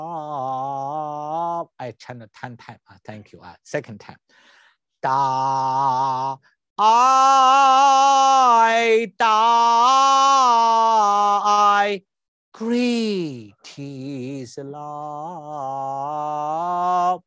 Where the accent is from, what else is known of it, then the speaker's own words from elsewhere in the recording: China; English is a second language; moved away; I'm an MD from China and a doctor of traditional Chinese medicine